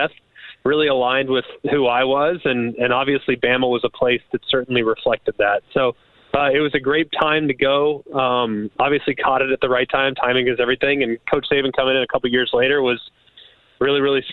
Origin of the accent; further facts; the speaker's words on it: Los Angeles, California, United States; now in Birmingham, United States; I'm originally from Los Angeles, California